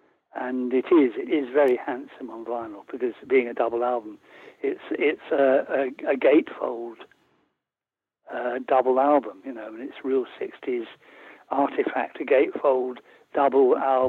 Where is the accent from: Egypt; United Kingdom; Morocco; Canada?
United Kingdom; London; also born or lived in Hertfordshire; I was raised in Camden Town, you know, and went to a North London grammar school.